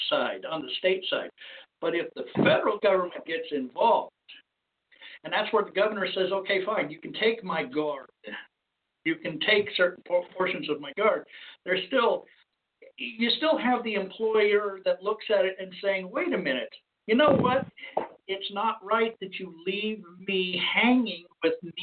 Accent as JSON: {"language": "English", "region": "Arizona", "country": "United States", "tie": "born or raised there", "moved": "yes", "said": "my hometown area, state of Arizona"}